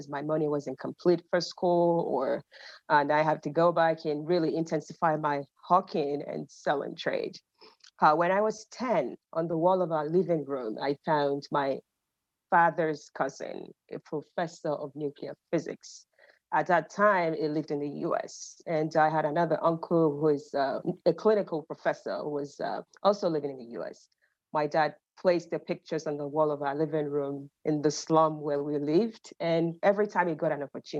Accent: Ibadan, Oyo, Nigeria; also born or lived in Finland / Canada; now in United States; I'm originally Nigerian. I grew up in Ibadan, Nigeria.

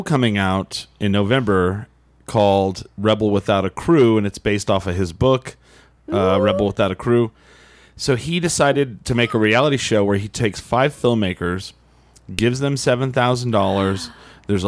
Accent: New Mexico, United States; we're from New Mexico

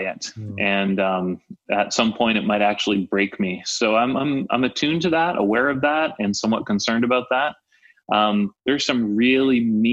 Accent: Canada; I'm Canadian

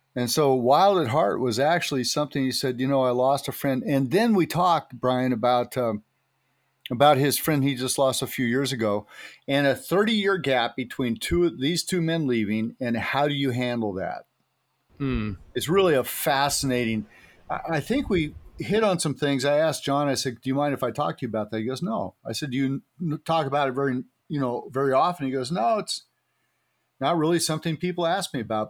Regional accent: Santa Cruz, California, United States; also born or lived in Temple City, California; I live in Temple City, man. I, it was uh, it was uh, crazy, but I grew up in Santa Cruz, California on the beach

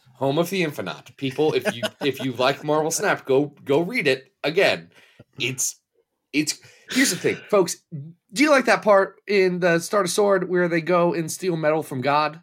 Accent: Ohio, United States; I'm also from Ohio

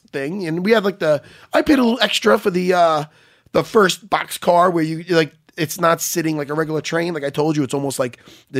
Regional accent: Long Island, New York, United States; So I'm like, yeah, we're from Long Island

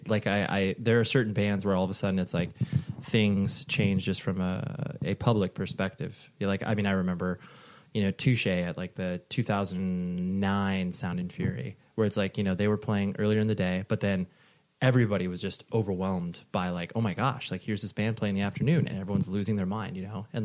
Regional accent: Whittier, California, United States; moved away; born and raised in Whittier.

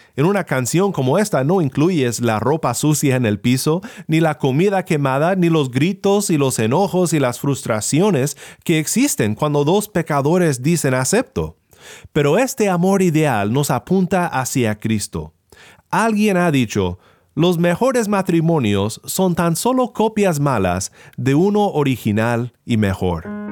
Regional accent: Sinaloa, Mexico; mi pueblo en Sinaloa

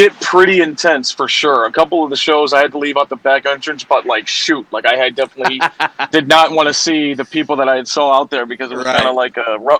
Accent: Chicago, Illinois, United States; also born or lived in Mexico; I'm from Chicago, so it wasn't the greatest weather up here.

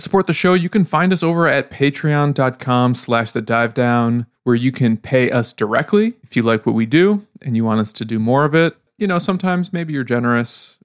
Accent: Odesa, Odesa Oblast, Ukraine; now in Chicago, United States; I'm from Odessa, Ukraine.

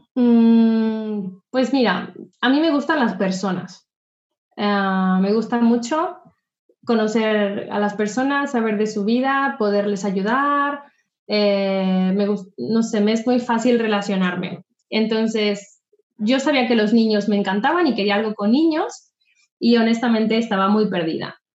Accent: Mexico; moved away as an adult; also born or lived in Querétaro / Riviera Maya; now in Barcelona, Spain; yo soy mexicana, tengo 33 años y vivo en Barcelona, bueno, asentada en Barcelona desde hace tres años, pero salí de México desde hace nueve

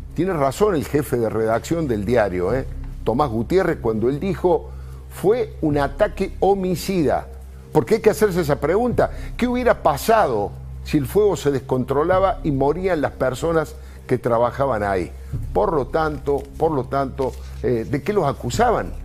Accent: Argentina; ya padecimos como argentinos

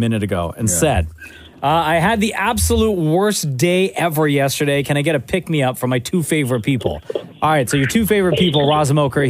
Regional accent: Scarborough, Ontario, Canada; born or raised there

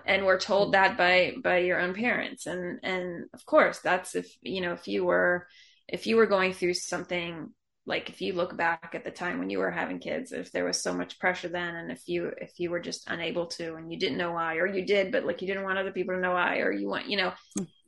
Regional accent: Atlanta, Georgia, United States; moved away as an adult; also born or lived in Israel; I grew up in Atlanta

